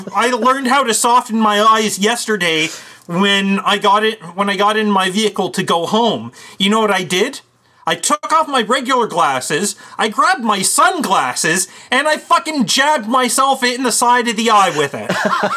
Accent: Canada; I'm Canadian.

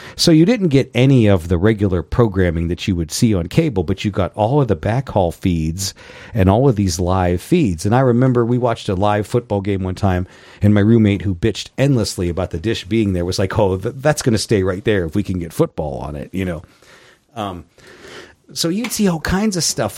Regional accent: Youngstown, Ohio, United States; I grew up in Youngstown, Ohio

